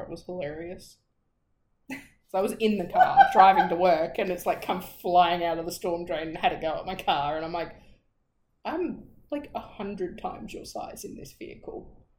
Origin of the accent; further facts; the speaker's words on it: Australia; as an Australian